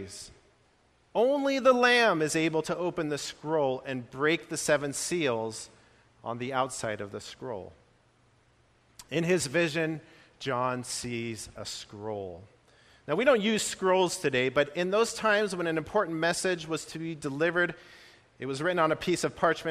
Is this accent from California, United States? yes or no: yes; California, United States; I grew up in California